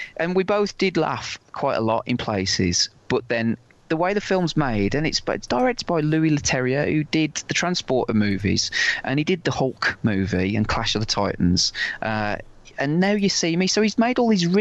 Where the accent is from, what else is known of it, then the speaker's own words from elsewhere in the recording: Wolverhampton, West Midlands, United Kingdom; I come from Wolverhampton, and Wolverhampton was voted once the fifth worst city in the world.